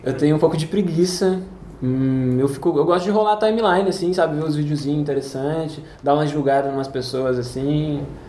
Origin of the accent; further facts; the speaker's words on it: Leme, São Paulo, Brazil; moved away as an adult; also born or lived in Araras / Araraquara; Eu, eu nasci em Araras, mas fui criado em Leme.